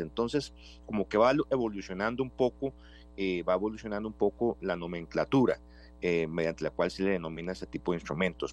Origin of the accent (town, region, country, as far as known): Costa Rica